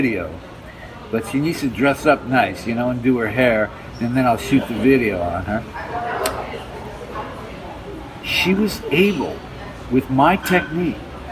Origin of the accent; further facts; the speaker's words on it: Detroit, Michigan, United States; I'm from Detroit